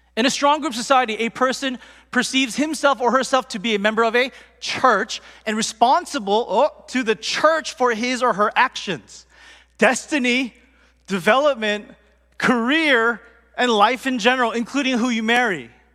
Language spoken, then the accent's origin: English; United States; I was born here, but my parents and my family, they're first generation, they're strong group, but I grew up in America